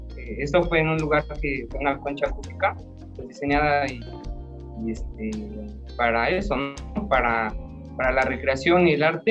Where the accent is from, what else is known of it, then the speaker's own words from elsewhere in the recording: Coacalco, State of Mexico, Mexico; yo soy de aquí de Coacalco también